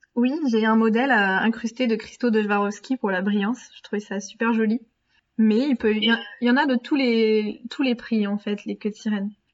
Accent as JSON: {"language": "French", "region": "Brittany", "country": "France", "said": "en Bretagne, ma région d'origine"}